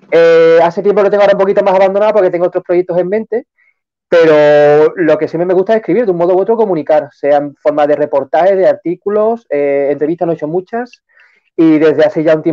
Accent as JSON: {"language": "Spanish", "town": "Seville", "region": "Andalusia", "country": "Spain", "said": "Para, para Sevilla, yo soy sevillano, y para España en general."}